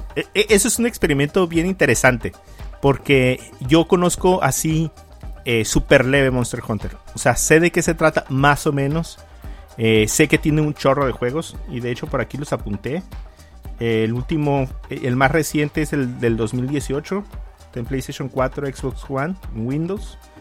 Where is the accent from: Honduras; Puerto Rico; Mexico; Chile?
Mexico; soy mexicano